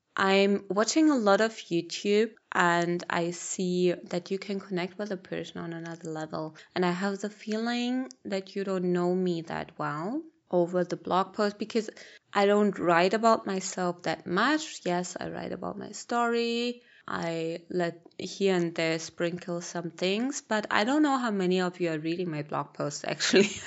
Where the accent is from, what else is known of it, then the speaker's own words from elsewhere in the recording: Berlin, Germany; moved away as an adult; also born or lived in Malawi; I'm born and raised in Berlin, in Germany